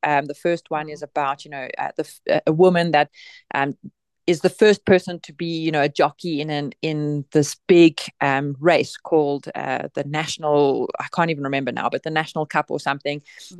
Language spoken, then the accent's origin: English; Bloemfontein, Free State, South Africa; Well, I grew up in Bloemfontein, but not far from my mom's family farm in Colesberg.